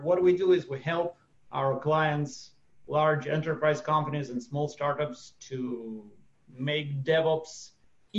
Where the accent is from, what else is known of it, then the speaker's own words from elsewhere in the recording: Russia; now in Israel; For the last 30 years, I've been living in Israel. Before that, I was born and brought up in Russia